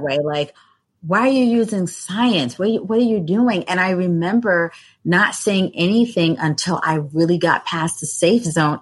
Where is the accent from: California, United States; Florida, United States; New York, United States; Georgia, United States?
New York, United States; New York City; I grew up in Brooklyn